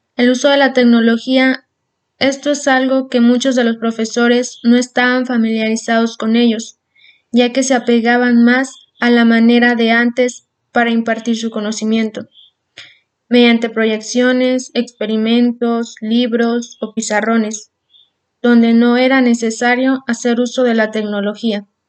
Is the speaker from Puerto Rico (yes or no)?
no; Mexico; nosotros los estudiantes somos el futuro de México